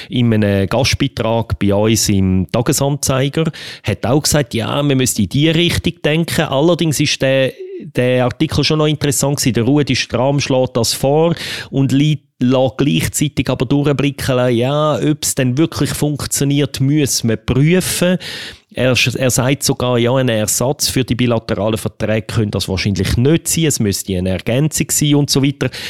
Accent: Switzerland; und gleichzeitig ist halt in als Schweizer das Bedürfnis extrem stark

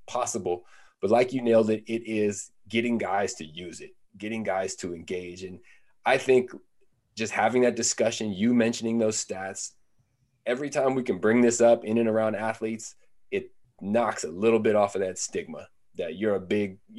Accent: Northern California, United States; I'm from Northern California

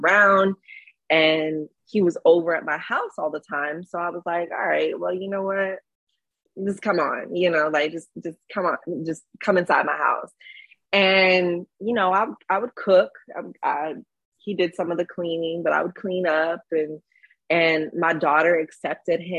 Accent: Hawaii, United States; now in Los Angeles, United States; being in LA, I'm from Hawaii originally

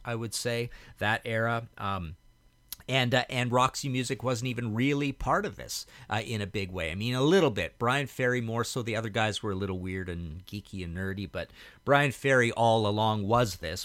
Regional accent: Trail, British Columbia, Canada; moved away as an adult; also born or lived in Hamilton, Ontario; where I grew up in Trail, BC

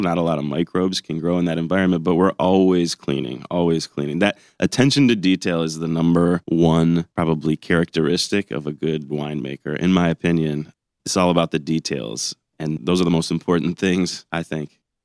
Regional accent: Ann Arbor, Michigan, United States; moved away as an adult; also born or lived in Oxford, Ohio / Barrington, Illinois / Abu Dhabi, United Arab Emirates; now in Northern Michigan, United States; I grew up in Ann Arbor

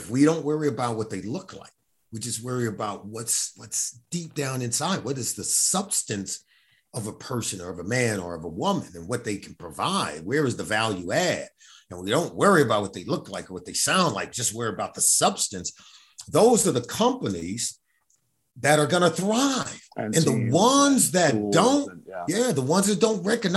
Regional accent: Los Angeles, California, United States; I grew up in Los Angeles, California

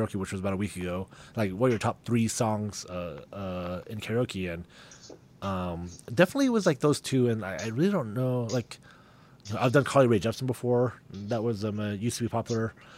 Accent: Clinton, Utah, United States; I'm from Clinton

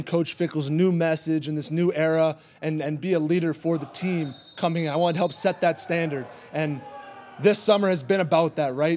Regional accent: Sun Prairie, Wisconsin, United States; I'm a local Madison kid. I'm from Sun Prairie

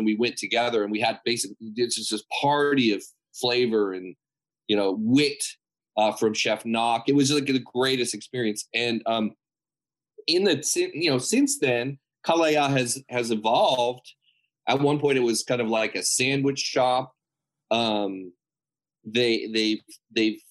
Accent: San Marino, California, United States; We grew up together in San Marino, California.

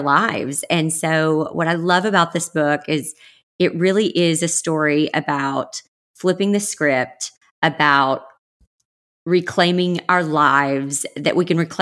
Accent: the South, United States; moved away; I grew up in the South

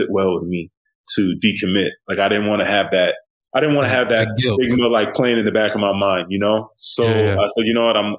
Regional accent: Aurora, Illinois, United States; I'm originally from the Midwest. I grew up in a working class suburb outside Chicago, city called Aurora

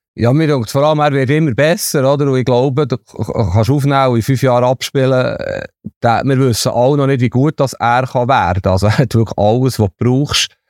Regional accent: Bern, Switzerland; ich bin in Bern aufgewachsen

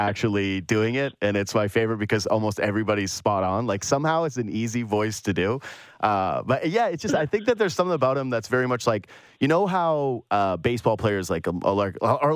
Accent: Canada; as a Canadian hockey fan

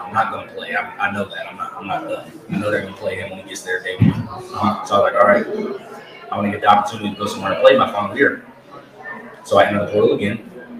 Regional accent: Fredericksburg, Virginia, United States; I'm from Fredericksburg, Virginia. Transfer from Virginia Tech.

